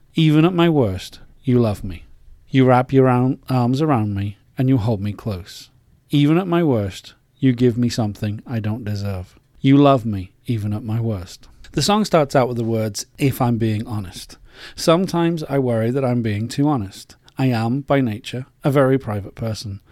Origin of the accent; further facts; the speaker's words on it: England, United Kingdom; moved away as an adult; As an Englishman, I was brought up to be polite